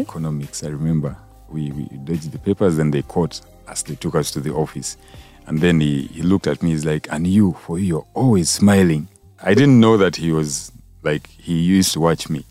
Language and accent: English; Kampala, Uganda; I grew up in uh, a place called Nakawa Quarters